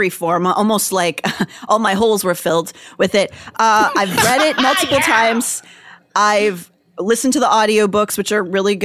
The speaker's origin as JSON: {"language": "English", "town": "Pittsburgh", "region": "Pennsylvania", "country": "United States", "tie": "born or raised there", "said": "Pittsburgh is an Appalachian town. I grew up there"}